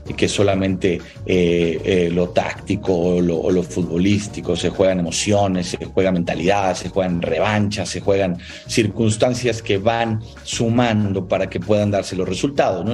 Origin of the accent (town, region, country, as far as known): Mexico